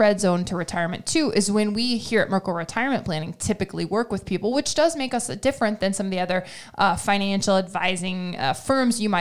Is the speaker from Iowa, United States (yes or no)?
yes; Iowa, United States; growing up in Iowa, as we both did